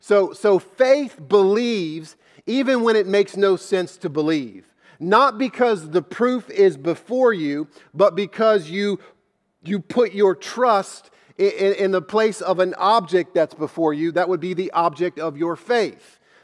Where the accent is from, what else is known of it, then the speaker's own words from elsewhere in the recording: the South, United States; Of course I do. I'm from the South. Everyone believes in God.